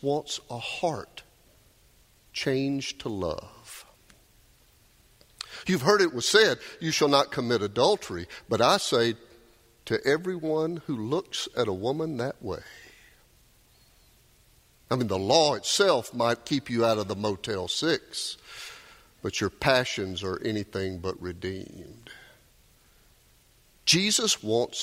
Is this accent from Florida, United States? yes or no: no; Doraville, Georgia, United States; I grew up in Dorval. Y'all might know where that pool is. It's just down the hill from the Dorval MARTA station there